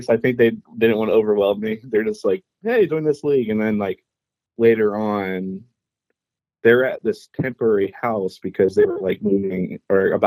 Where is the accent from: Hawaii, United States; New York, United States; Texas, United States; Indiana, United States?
Indiana, United States; Indianapolis; I've been in uh, Indy my whole life